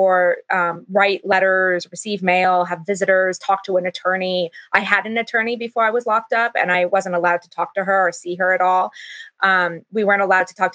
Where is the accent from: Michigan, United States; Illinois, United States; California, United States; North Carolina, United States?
California, United States; also born or lived in Utah; I'm from California, and I was sent by my school district, funded to be sent to Utah